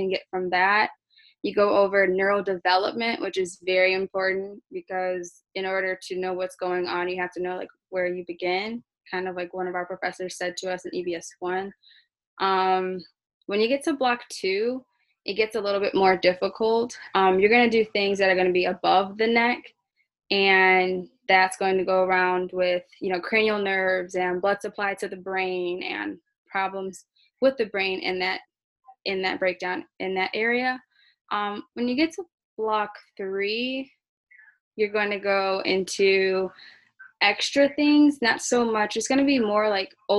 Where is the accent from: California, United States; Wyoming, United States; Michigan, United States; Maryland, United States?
Michigan, United States; Detroit; I'm from Detroit, Michigan